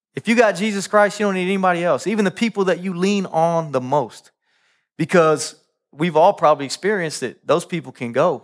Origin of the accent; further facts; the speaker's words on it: Kansas City, Kansas, United States; I grew up in Kansas City, Kansas, uh, Wyandotte County, uh, on tenth Street